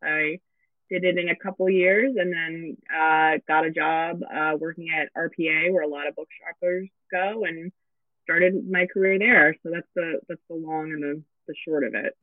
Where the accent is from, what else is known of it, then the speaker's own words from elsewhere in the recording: Los Angeles, California, United States; I'm born and raised in Los Angeles